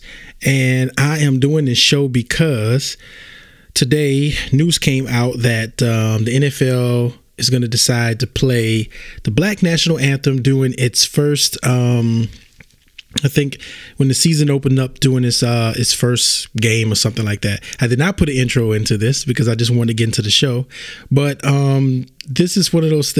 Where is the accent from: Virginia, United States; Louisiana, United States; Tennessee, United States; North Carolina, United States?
Louisiana, United States; I'm from Louisiana.